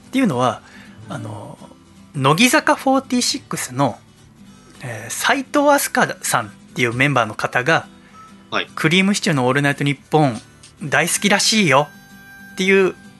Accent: Yokohama, Kanagawa, Japan; うちの実家その一軒家横浜のね

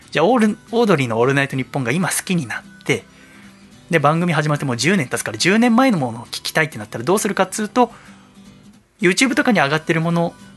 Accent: Yokohama, Kanagawa, Japan; うちの実家その一軒家横浜のね

